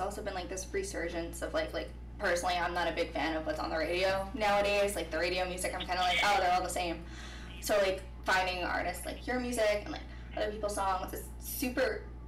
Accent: New York City, New York, United States; accent: New York; I am from New York. I'm from Staten Island

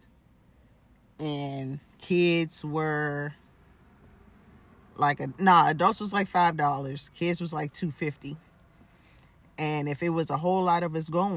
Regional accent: United States; for being American

